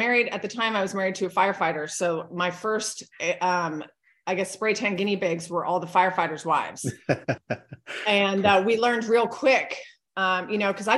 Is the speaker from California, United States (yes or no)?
yes; California, United States; also born or lived in Hawaii; now in Hernando, United States; I was born and raised in California